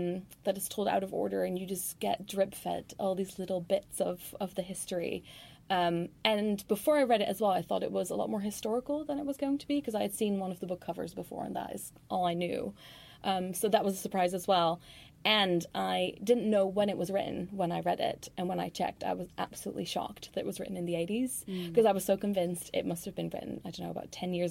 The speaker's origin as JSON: {"language": "English", "country": "Netherlands", "tie": "born or raised there", "moved": "yes", "said": "I grew up in the Netherlands"}